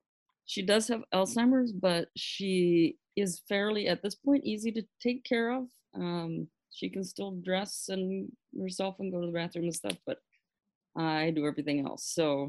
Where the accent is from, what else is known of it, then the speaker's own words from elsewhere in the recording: Pakistan; So I grew up in Pakistan, and I went to a missionary boarding school in the north, in the foothills of the Himalayan mountains.